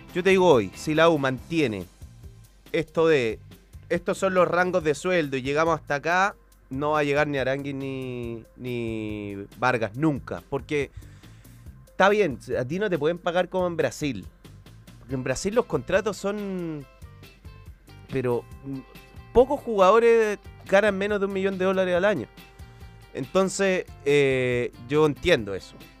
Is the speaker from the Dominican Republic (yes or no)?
no; Chile; soy de Chile